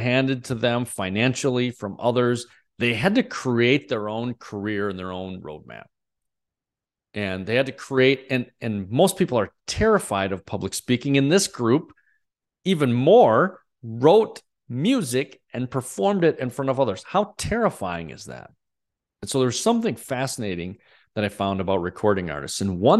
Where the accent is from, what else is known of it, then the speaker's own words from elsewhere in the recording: Wisconsin, United States; I grew up in Northeast Wisconsin, had a really pretty amazing childhood.